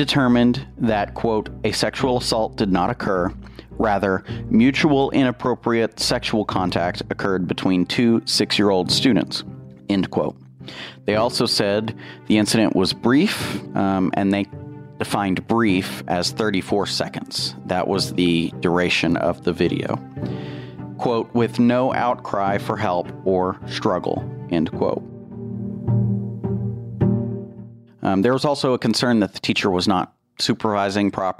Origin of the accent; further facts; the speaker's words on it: Plainview, Texas, United States; I grew up in Plainview.